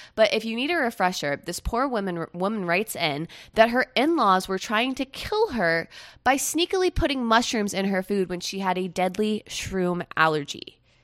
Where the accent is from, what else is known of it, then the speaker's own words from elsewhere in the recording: Melbourne, Florida, United States; also born or lived in Jacksonville, Florida / Jacksonville Beach, Florida; now in West Palm Beach, United States; I'm originally from the East Coast of Central Florida, and now I live on the East Coast of South Florida. I was born in Jacksonville